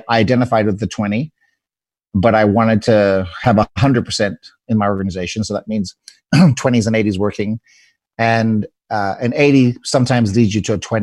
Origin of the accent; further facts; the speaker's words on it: South Africa; now in United States; I'm an immigrant from South Africa.